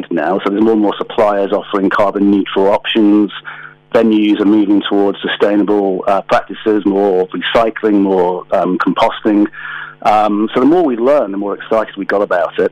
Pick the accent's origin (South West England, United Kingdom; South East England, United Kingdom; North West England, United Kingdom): North West England, United Kingdom; Manchester; moved away as an adult; also born or lived in London; now in Knutsford, United Kingdom; Born in Manchester, lived in London for 20 years, moved back about 7 years ago